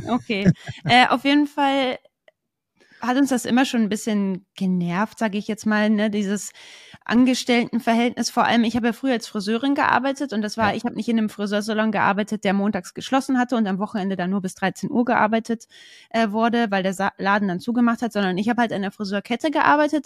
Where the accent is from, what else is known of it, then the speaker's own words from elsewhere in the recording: Braunschweig, Lower Saxony, Germany; bei uns in Braunschweig